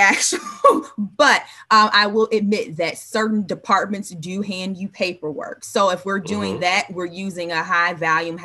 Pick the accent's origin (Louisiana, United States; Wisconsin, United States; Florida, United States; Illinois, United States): Illinois, United States; Chicago; We're Chicagoan.